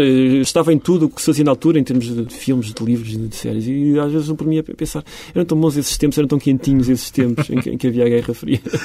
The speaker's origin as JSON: {"language": "Portuguese", "region": "Beira Alta", "country": "Portugal", "tie": "born or raised there", "said": "eu sou de facto um beirão e vivi 20 anos na, na beira alta"}